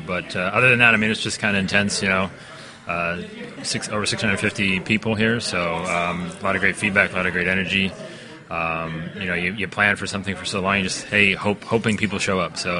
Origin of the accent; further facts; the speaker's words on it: Cleveland, Ohio, United States; we're in Cleveland, Ohio.